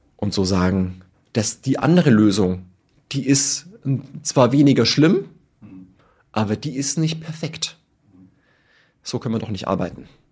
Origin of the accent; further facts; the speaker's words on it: Tirschenreuth, Bavaria, Germany; ich komme aus Tirschenreuth in Bayern